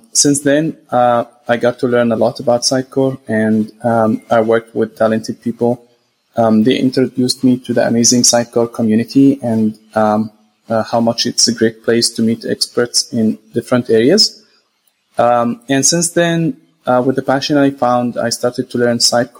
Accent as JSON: {"language": "English", "country": "Jordan", "tie": "born or raised there", "also_born_or_lived": "Saudi Arabia / Gaza, Palestine", "said": "I'm originally from Gaza, Palestine. I was born in Saudi Arabia and raised in Jordan."}